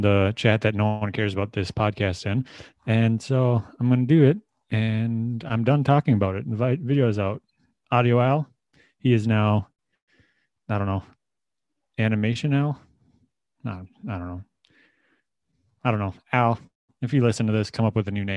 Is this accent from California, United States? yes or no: no; Minnesota, United States; I am from Minnesota